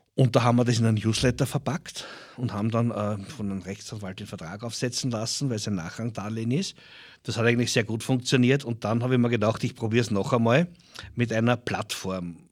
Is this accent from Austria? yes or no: yes; Dirndltal, Lower Austria, Austria; ist meine Heimat. Ich möchte meiner Heimat auch ein bisschen was zurückgeben. Äh, das Dirndltal verkauft sich teilweise weit unter seinem Wert. Wir leben in einer wunderschönen Region